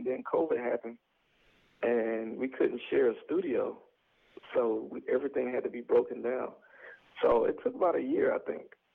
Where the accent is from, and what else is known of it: Atlanta, Georgia, United States; born or raised there; moved away as an adult; also born or lived in Athens, Georgia; now in Los Angeles, United States